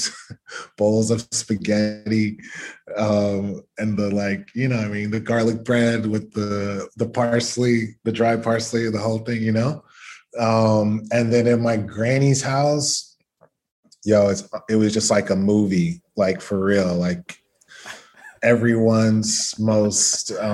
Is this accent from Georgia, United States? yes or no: yes; Atlanta, Georgia, United States; I'm from Atlanta and, you know, my childhood was, I think, kind of typical for a lot of Black American kids of a certain generation.